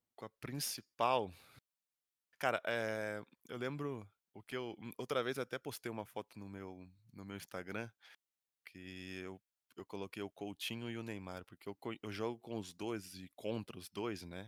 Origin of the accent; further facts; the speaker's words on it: Brazil; now in Madrid, Spain; eu que sou brasileiro